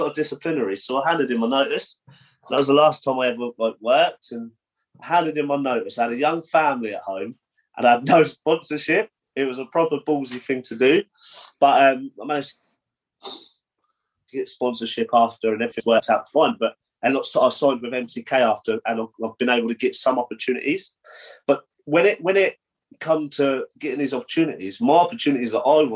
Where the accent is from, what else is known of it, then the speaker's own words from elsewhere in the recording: Portsmouth, South East England, United Kingdom; my hometown of Portsmouth